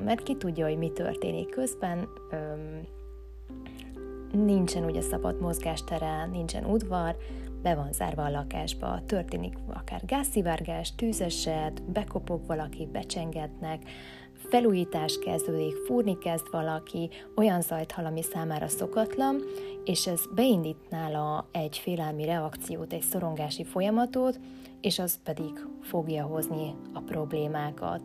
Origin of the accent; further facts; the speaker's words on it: Hungary; also born or lived in Budapest; születtem én itt Magyarországon a rendszerváltást követően